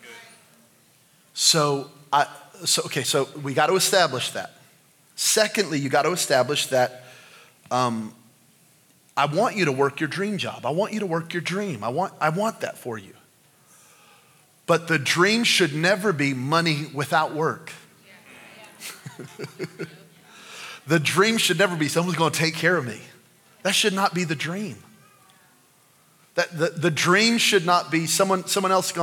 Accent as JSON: {"language": "English", "region": "New Mexico", "country": "United States", "said": "I'm from New Mexico"}